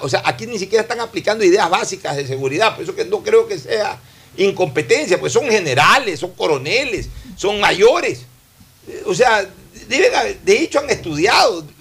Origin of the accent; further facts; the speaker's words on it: Ecuador; como ecuatoriano